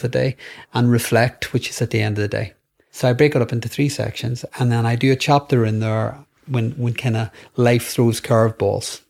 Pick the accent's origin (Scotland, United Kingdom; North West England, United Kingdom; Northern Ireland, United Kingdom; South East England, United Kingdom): Northern Ireland, United Kingdom; growing up in Northern Ireland.